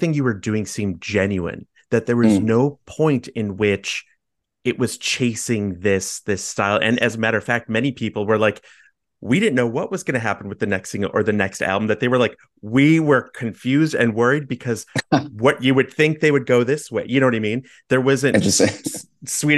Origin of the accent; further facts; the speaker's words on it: Chicago, Illinois, United States; I grew up in Chicago and I live in Chicago